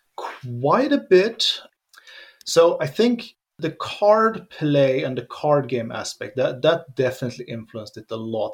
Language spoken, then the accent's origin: English; Sweden; moved away as an adult; also born or lived in Finland; now in Germany; grew up in Sweden.